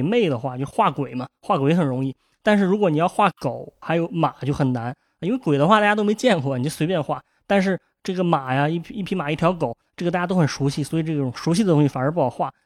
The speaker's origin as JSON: {"language": "Chinese", "country": "China", "said": "咱们这个中国人"}